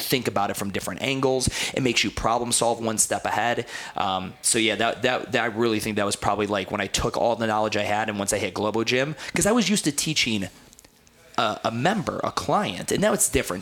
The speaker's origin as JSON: {"language": "English", "town": "Cleveland", "region": "Ohio", "country": "United States", "tie": "born or raised there", "also_born_or_lived": "New Jersey", "said": "I grew up in Cleveland, Ohio, and I, you know, I moved during my high school"}